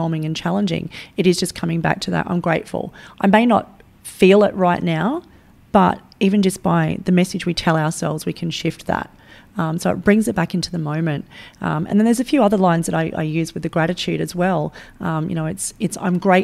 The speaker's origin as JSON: {"language": "English", "town": "Sydney", "region": "New South Wales", "country": "Australia", "tie": "born or raised there", "said": "I grew up in Western Sydney"}